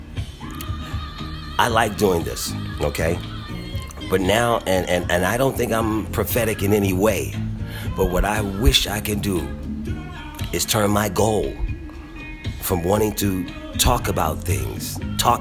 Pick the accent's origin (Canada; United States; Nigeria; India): United States; Philadelphia, Pennsylvania; I am a black man born and raised in Philadelphia, Pennsylvania